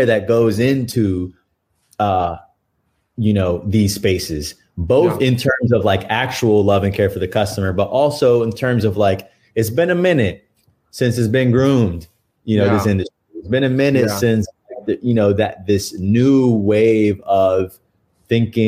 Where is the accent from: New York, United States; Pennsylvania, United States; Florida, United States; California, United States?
New York, United States; moved away as an adult; now in Austin, United States; I'm born and bred in New York, and I'm in Austin, Texas right now